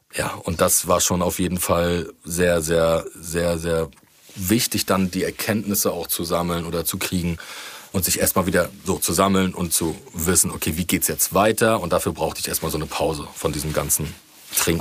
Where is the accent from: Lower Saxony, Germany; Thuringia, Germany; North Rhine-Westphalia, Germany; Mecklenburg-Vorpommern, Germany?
Mecklenburg-Vorpommern, Germany; Rostock; meine Heimatstadt